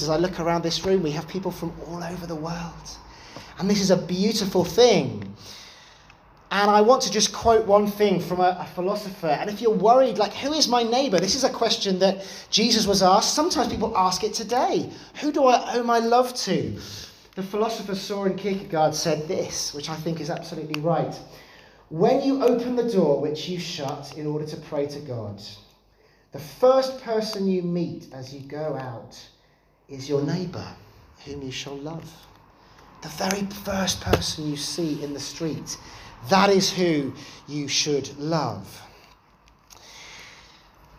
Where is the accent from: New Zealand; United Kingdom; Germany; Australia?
United Kingdom; London; growing up in London, I was part of a Salvation Army church there